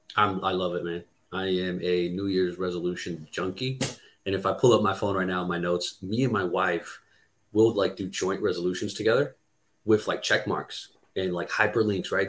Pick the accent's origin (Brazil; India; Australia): Brazil; English is a second language; now in United States; I was born and raised in Brazil